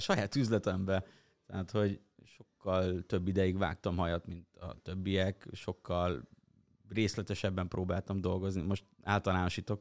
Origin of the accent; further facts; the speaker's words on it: Hungary; vidéki gyerek vagyok